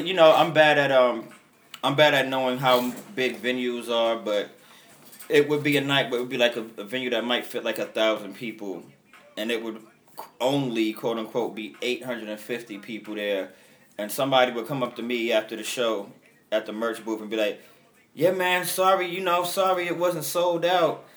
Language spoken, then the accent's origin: English; New York City, New York, United States; I'm from when Bed Stuy was the poor neighborhood